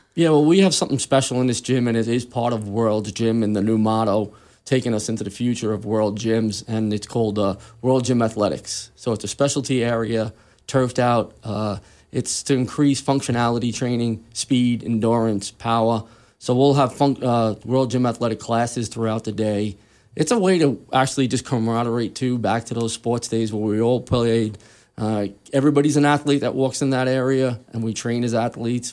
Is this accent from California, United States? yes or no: no; New York City, New York, United States; moved away as an adult; I was actually born and raised in Queens, New York.